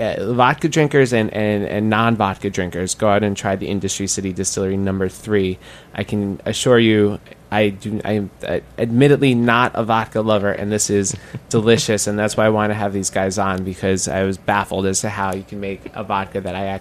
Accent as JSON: {"language": "English", "region": "New York", "country": "United States", "said": "It's something that you want to do as a New Yorker, as a restaurateur"}